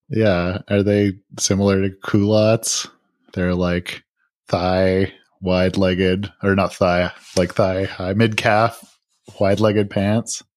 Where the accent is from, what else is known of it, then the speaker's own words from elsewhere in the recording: Vancouver Island, British Columbia, Canada; I am from Vancouver Island